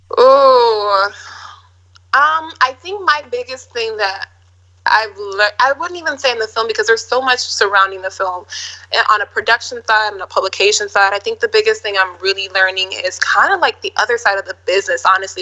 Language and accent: English; Minneapolis, Minnesota, United States; I'm from Minneapolis, Minnesota, the Midwest.